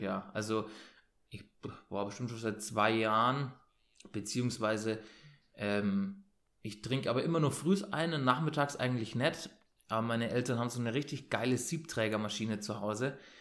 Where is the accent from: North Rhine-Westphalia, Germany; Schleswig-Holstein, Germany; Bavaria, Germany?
Bavaria, Germany; Bayreuth; ich komme aus Bayern, Ähm, also aus Franken